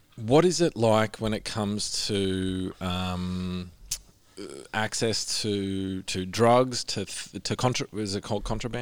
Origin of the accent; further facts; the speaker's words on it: Orange, New South Wales, Australia; I grew up in Orange